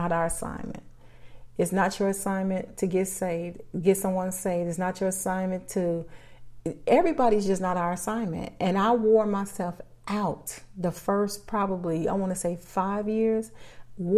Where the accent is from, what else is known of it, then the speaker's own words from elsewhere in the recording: Chicago, Illinois, United States; I'm born and raised in Chicago